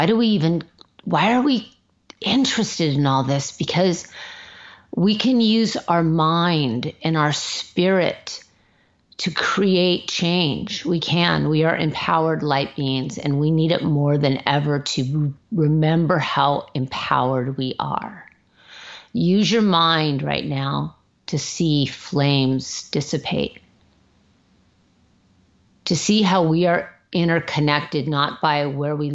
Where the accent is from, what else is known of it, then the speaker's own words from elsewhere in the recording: Manhattan Beach, California, United States; Timmy and I grew up in Manhattan Beach